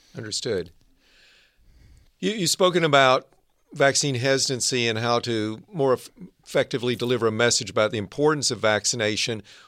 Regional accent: Arkansas, United States; also born or lived in Northern California; now in California, United States; I grew up in Arkansas. Now I live and work in the innovation heartland of Northern

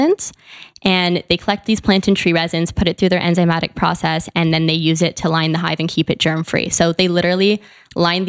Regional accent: Canada; also born or lived in Vancouver, Canada; I'm from Canada, so I went to school in Vancouver.

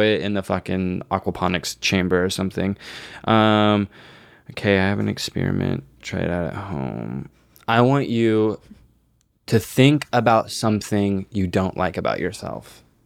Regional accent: Texas, United States; I grew up in Texas

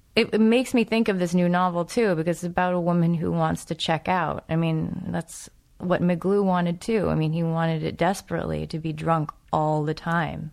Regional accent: New England, United States; I'm from New England

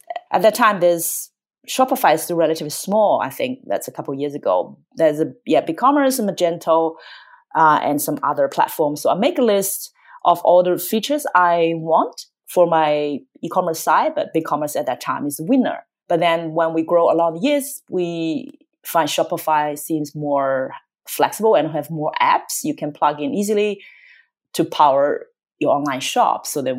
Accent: Australia; English is a second language; moved away as an adult; now in United States; She's American, but she wanted to live in Australia. And I'm Australian, I moved to the US.

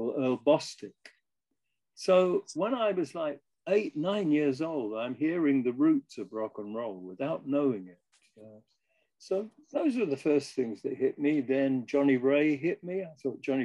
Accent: London, United Kingdom; I grew up in Wimbledon, a suburb of London.

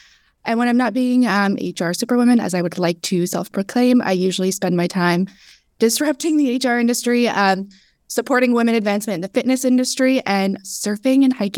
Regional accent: Canada; moved away as an adult; now in Southern California, United States; Pronouns are she, her. I am a Lebanese Canadian that recently traded the cold Canadian winters for the sunny SoCal weather, thanks to remote work.

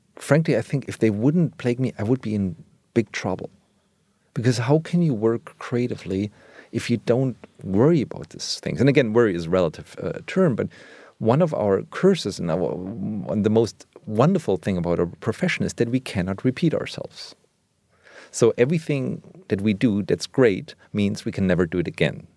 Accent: Germany; now in Berlin, Germany; I grew up in West Germany

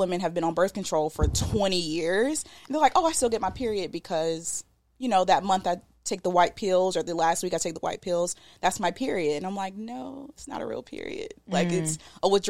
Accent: the South, United States; accent: southern; My southern accent

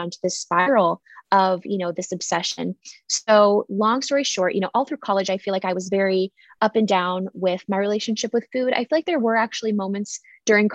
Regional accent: San Diego, California, United States; I grew up in San Diego

